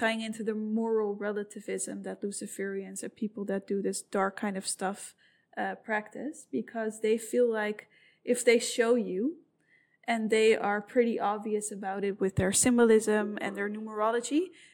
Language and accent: English; Amsterdam, North Holland, Netherlands; I'm from Amsterdam